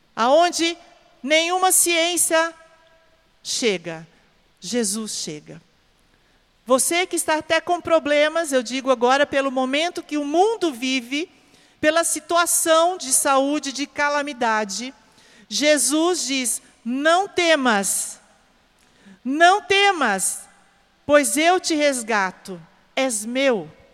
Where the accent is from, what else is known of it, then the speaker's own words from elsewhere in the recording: Porecatu, Paraná, Brazil; moved away; da minha terra, lá do Paraná, os meus conterrâneos de Porecatu